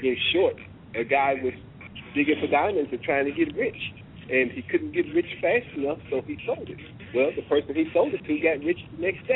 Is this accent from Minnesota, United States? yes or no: no; Oklahoma, United States; moved away; also born or lived in Washington, D.C.; I'm originally from Oklahoma. Stayed in D.C. for about 25 years and decided to come home. And I'm back in Oklahoma now.